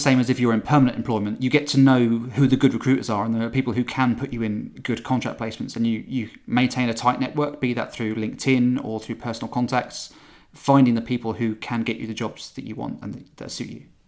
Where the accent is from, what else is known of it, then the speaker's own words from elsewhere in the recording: St Neots, East of England, United Kingdom; my hometown of Saint Niets